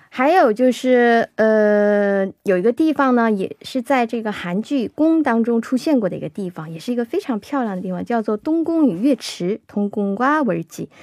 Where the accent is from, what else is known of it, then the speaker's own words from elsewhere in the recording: Shenyang, Liaoning, China; 我是沈阳人嘛 过去哦，小的时候我们去这个玩儿的话，一般都是去，呃，沈阳有个，有个叫北陵公园的地方，我们都嗯是去那儿玩儿